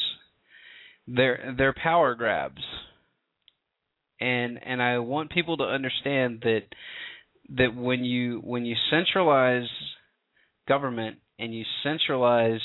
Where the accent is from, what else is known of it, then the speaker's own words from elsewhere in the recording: the South, United States; I'm from the South